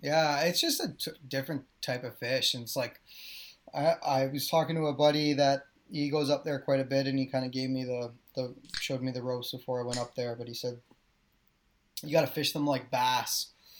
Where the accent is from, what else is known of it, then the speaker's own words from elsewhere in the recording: Snake Island, Ontario, Canada; but I grew up on Snake Island on Lake Simcoe.